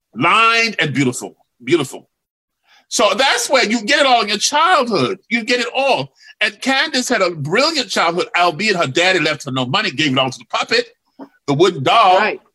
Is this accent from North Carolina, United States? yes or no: yes; Durham, North Carolina, United States; moved away; I came from Hicksville, Durham, North Carolina, tobacco